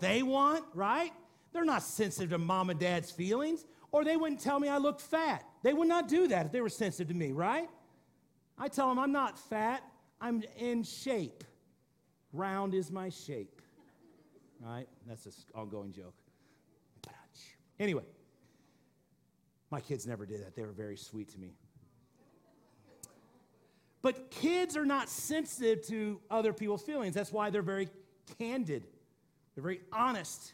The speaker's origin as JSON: {"language": "English", "region": "Missouri", "country": "United States", "said": "I'm from Missouri"}